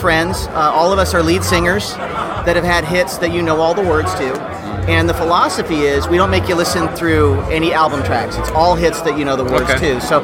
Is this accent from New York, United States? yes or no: no; Los Angeles, California, United States; moved away as an adult; now in Nashville, United States; I was born and raised in Los Angeles